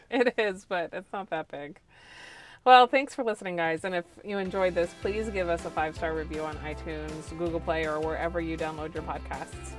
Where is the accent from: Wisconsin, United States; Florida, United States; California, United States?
Florida, United States; So I am from Florida. I'm a native Floridian, sixth generation native Floridian.